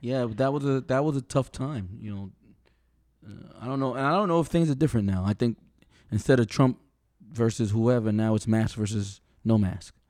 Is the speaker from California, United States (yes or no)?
no; New York, United States; I'm from New York, I'm from some bad areas